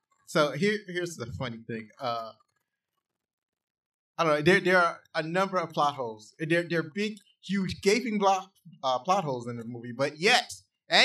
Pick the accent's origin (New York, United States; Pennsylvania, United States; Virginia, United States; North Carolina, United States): North Carolina, United States; Pilot; but I grew up in Pilot. I never really picked up the North Carolina accent, but what you call it?